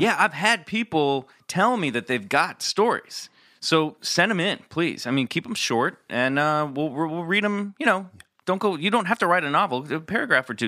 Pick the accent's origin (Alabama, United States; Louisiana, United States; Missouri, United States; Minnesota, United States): Missouri, United States; Kansas City; I'm from Kansas City